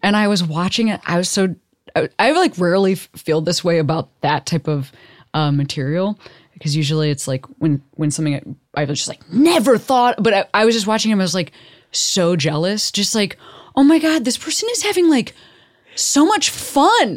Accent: Chicago, Illinois, United States; also born or lived in Boston; now in Los Angeles, United States; I live in L A, I'm from Chicago, you know, I lived in Boston

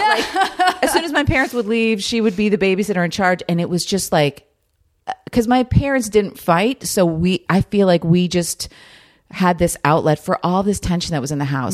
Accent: New Jersey, United States; moved away; I grew up in New Jersey.

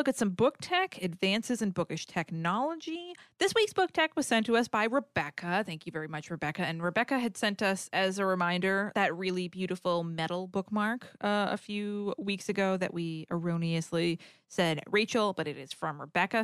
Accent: New England, United States; I grew up in New England, so it's wicked cold and snowy

